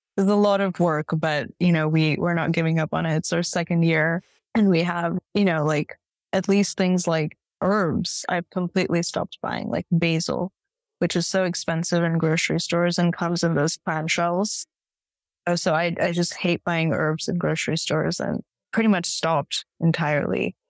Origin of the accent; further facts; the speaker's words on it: Bay Area, California, United States; also born or lived in India / San Francisco; I'm from the Bay Area originally, so I was in San Francisco for many years